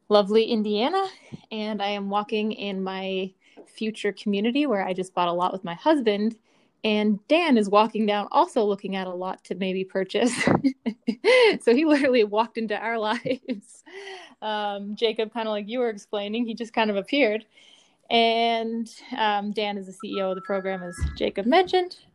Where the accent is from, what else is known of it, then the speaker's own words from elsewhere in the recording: Newfoundland and Labrador, Canada; also born or lived in Eastern Canada; Short answer: I'm from Newfoundland, Canada. Long answer: I'm from all over Eastern Canada with my parents who were both in the Canadian Air Force.